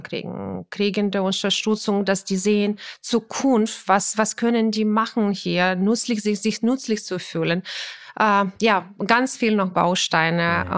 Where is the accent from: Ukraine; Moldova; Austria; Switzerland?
Ukraine; German is a second language; now in Germany; das ist mein Heimatland und meine Familie äh, war